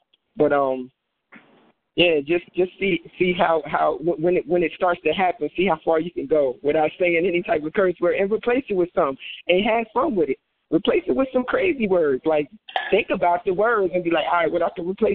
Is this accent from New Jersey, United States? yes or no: yes; New Jersey, United States; I'm from Jersey, so I think sometimes even my accent